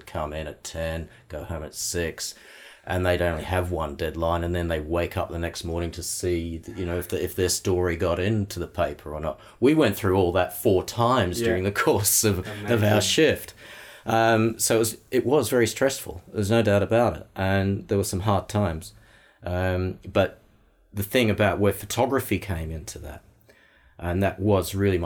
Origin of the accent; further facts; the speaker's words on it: Melbourne, Victoria, Australia; moved away; also born or lived in Sydney; That's the country of my birth. And, I was raised in Melbourne